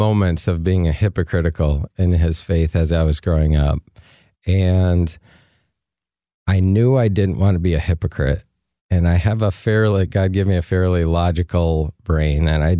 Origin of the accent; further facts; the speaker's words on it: Flint, Michigan, United States; Near Flint, Michigan.